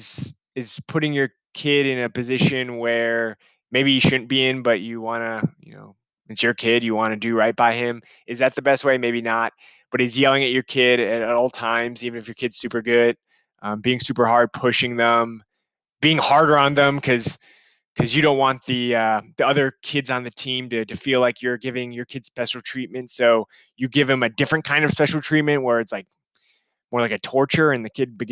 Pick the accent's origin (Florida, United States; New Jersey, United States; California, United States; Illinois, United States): Illinois, United States; Chicago; I'm from Chicago.